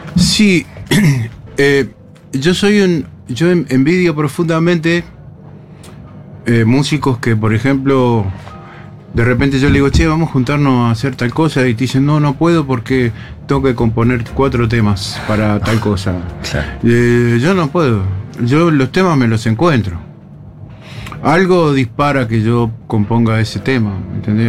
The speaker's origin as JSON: {"language": "Spanish", "country": "Uruguay", "said": "como uruguayo"}